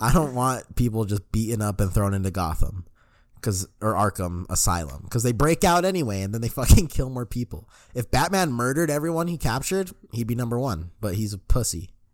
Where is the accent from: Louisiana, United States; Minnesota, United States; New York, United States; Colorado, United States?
Colorado, United States; Denver; born or raised there